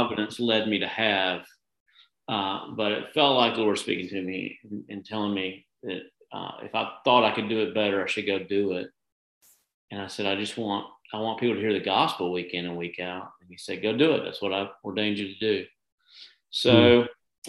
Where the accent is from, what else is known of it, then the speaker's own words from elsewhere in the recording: Dresden, Tennessee, United States; moved away as an adult; also born or lived in Nashville, Tennessee; now in Tulsa, United States; I was born in Tennessee, in a little town called Dresden, which is out in the country. And when I say out in the country, I mean, I would every day after school come home, pick up my shotgun, and go across the street and go hunting.